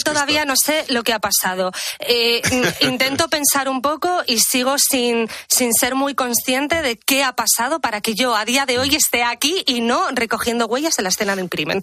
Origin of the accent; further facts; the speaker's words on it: Menorca, Balearic Islands, Spain; also born or lived in Madrid; la cocina mediterránea de mi tierra, que es Menorca